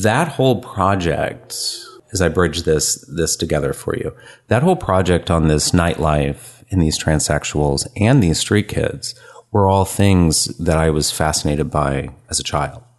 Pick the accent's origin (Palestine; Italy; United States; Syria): United States; San Francisco, California; moved away as an adult; also born or lived in Memphis / Albuquerque; born and raised in San Francisco